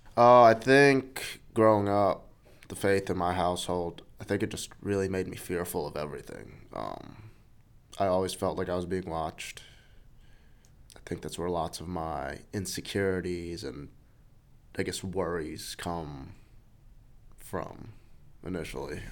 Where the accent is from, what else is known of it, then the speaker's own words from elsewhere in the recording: New York City, New York, United States; I grew up in New York City. I was born there.